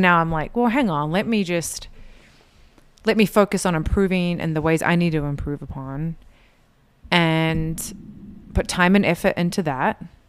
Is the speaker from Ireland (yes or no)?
no; New Zealand; moved away as an adult; now in Utah, United States; I was born here in Utah, but I was raised in New Zealand, and so I grew up in an L D S community that was quite a bit different from here in Utah